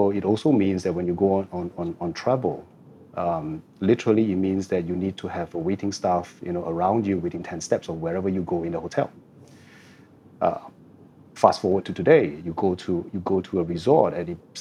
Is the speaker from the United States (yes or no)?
no; Singapore; I've been a Singaporean since the day I was born, and I lived here for the last 49 years